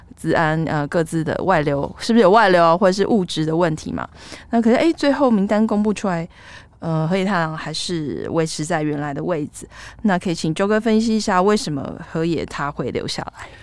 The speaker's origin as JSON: {"language": "Chinese", "country": "Taiwan", "moved": "yes", "lives_now": "Japan", "said": "就跟我们台湾以前的健保卡是一样的"}